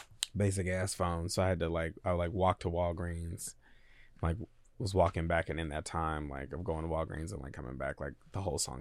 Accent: United States; I'm American, very American at the same time.

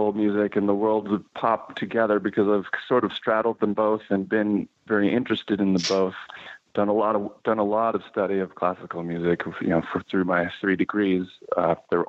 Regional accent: Fox Valley, Wisconsin, United States; moved away as an adult; also born or lived in Milwaukee, Wisconsin / Boston; now in New York, United States; I was born in Milwaukee and raised in the Fox Valley, Wisconsin. So I grew up about 45 minutes

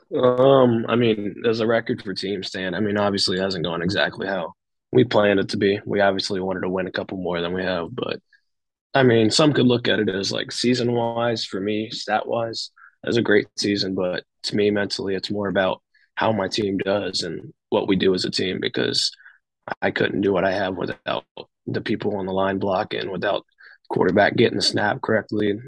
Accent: Dayton, Kentucky, United States; my small school my hometown community

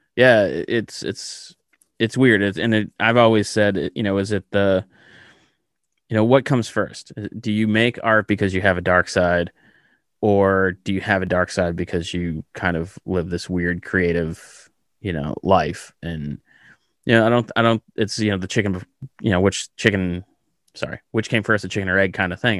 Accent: Massachusetts, United States; I grew up in Massachusetts, small suburban town

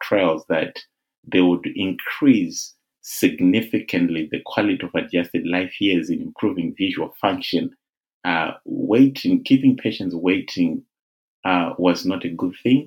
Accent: Zimbabwe; now in United Kingdom; I'm originally from Zimbabwe. I was born in Zim, and that is my country of birth

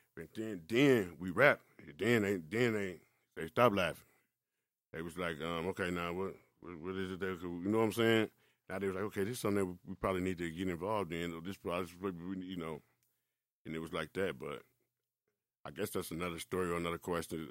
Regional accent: Milwaukee, Wisconsin, United States; also born or lived in Chicago; I actually grew up in Milwaukee

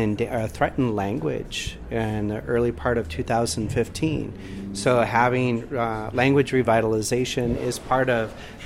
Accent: North Carolina, United States; now in Long Beach, United States; settlers like myself, I'm from North Carolina, but I live in Puvungna, which is now the city of Long Beach area.

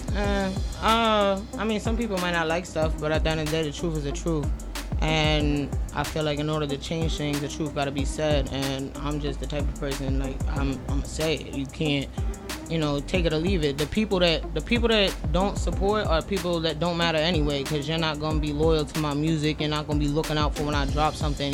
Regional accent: Mastic Beach, New York, United States; Where I'm from in Long Island, it's uh, called Mastic, Mastic Beach.

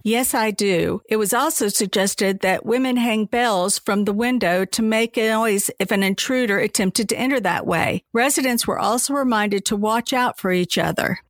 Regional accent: Charleston, South Carolina, United States; moved away; I still tell everyone I'm from Charleston, even though I haven't lived there for longer than I did at this point.

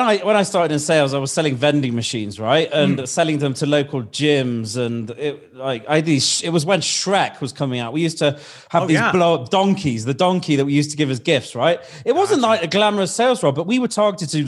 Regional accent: United Kingdom; accent: British; My accent is British

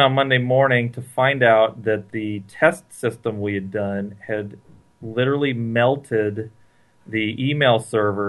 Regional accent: Santa Cruz, California, United States; I grew up in Santa Cruz, California

